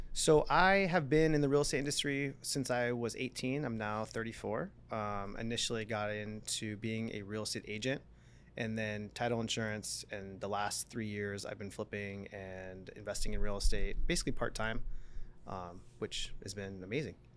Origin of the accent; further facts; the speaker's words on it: San Diego, California, United States; also born or lived in Palm Desert; I moved out from San Diego, born and raised, moved to Palm Desert